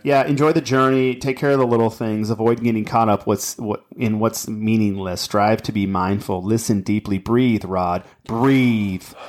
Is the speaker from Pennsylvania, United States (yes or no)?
no; Anaheim, California, United States; my brother Brad and I, we, in, in my parent, we, we grew up in Anaheim, California